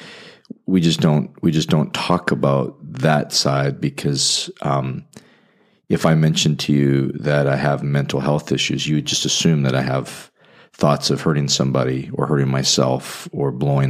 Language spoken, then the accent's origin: English; Calgary, Alberta, Canada; moved away as an adult; also born or lived in Indianapolis; now in Fort Wayne, United States; I'm from Western Canada, so if I talk funny, it's because I'm from the Calgary, Alberta area near the Rocky Mountains